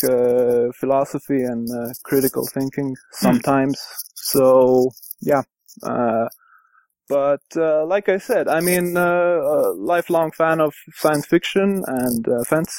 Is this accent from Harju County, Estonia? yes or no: yes; Tallinn, Harju County, Estonia; I'm from Estonia, Tallinn